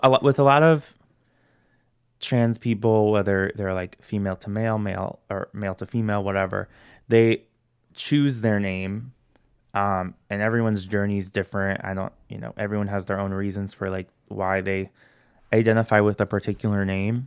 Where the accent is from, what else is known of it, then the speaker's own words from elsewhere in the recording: St. Louis, Missouri, United States; I'm born and raised in Saint Louis.